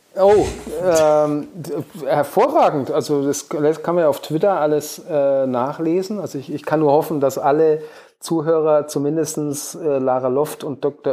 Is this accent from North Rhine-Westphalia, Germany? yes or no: no; Hof, Bavaria, Germany; in meiner Heimatstadt in Hof. Meine Eltern leben hier auch